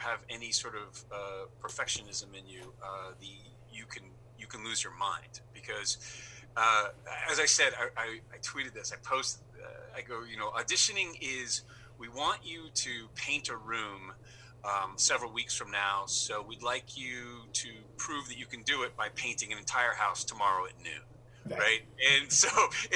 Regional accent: New York City, New York, United States; moved away as an adult; also born or lived in Los Angeles / Santa Ynez Valley; now in Toronto, Canada; I grew up in New York City

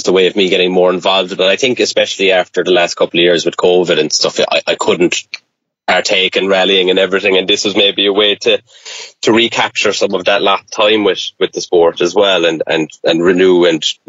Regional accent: Ireland; growing up in Ireland

